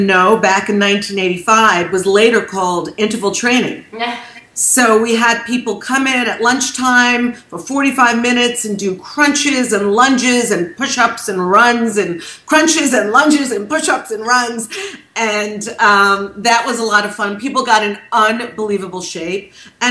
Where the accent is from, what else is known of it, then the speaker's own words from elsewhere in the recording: New York, United States; I'm from New York